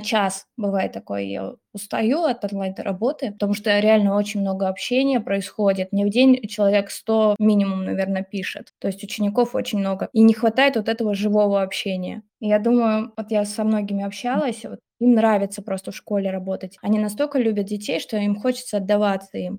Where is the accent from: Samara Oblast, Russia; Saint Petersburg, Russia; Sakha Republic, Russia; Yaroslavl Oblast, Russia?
Samara Oblast, Russia; moved away as an adult; мне 25 лет, и я из Самарской области. То есть я совсем недавно, так скажем, приехала в другой город.